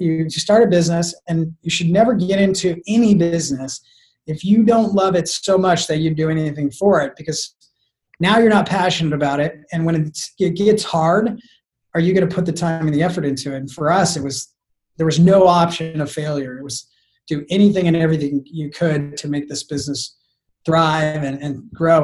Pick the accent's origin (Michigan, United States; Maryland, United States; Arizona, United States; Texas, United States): Arizona, United States; moved away as an adult; now in San Diego, United States; I was from Arizona